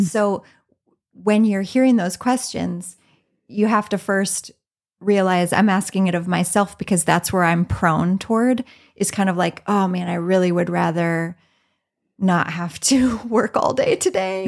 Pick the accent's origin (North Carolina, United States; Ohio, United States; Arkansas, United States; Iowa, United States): Iowa, United States; Southeastern; moved away as an adult; now in Minnesota, United States; I was born and raised in Iowa